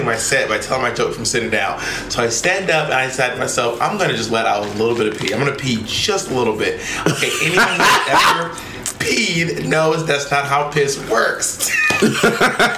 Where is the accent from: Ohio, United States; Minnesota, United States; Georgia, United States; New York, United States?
Georgia, United States; Atlanta; moved away; In Atlanta, Georgia, my hometown